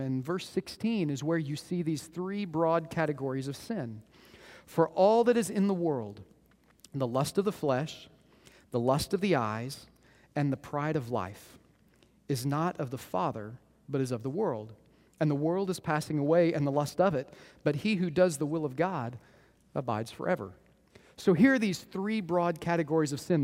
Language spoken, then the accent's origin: English; Moore, Oklahoma, United States; I grew up in Moore, Oklahoma